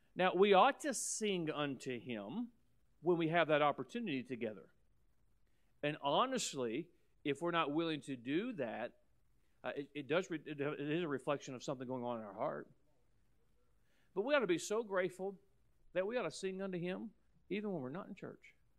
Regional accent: United States; as an American

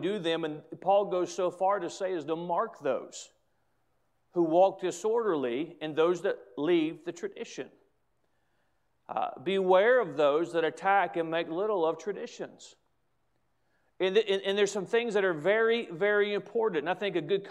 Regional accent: United States; I'm an American

